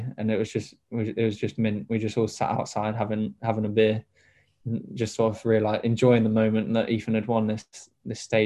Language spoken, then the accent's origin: English; Devon, South West England, United Kingdom; my home city